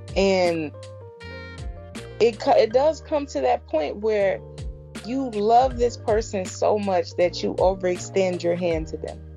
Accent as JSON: {"language": "English", "town": "Chicago", "region": "Illinois", "country": "United States", "tie": "born or raised there", "also_born_or_lived": "Florida", "moved": "as an adult", "said": "born and raised in Chicago"}